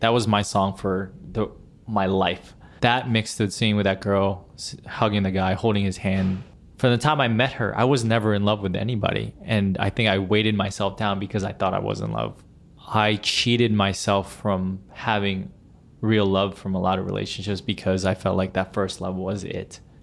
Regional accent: central Pennsylvania, United States; now in New York City, United States; my hometown in central Pennsylvania

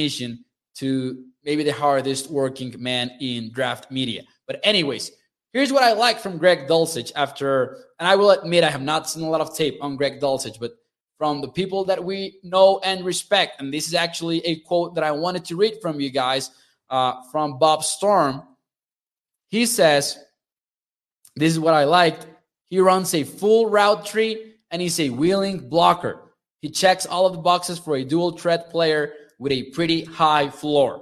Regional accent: Chihuahua, Mexico; from where I live in Chihuahua, Mexico

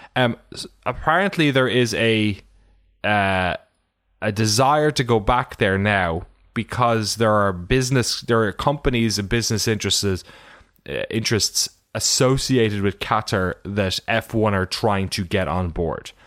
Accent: Ireland; I'm from Ireland

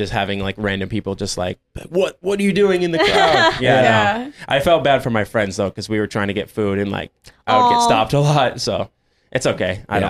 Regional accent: Syracuse, New York, United States; Upstate New York, like Syracuse area.

